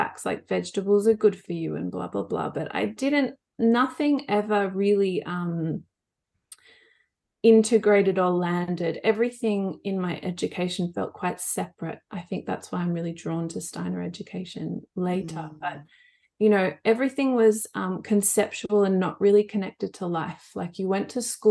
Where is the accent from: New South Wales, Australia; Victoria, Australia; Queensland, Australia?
New South Wales, Australia; Blue Mountains; I grew up in the Blue Mountains where you both are.